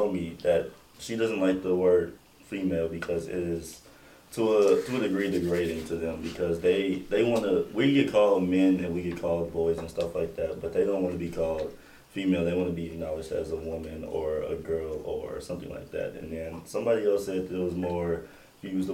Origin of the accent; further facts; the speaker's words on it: Midwest, United States; now in Lexington, United States; I'm from the Midwest and I'm not from here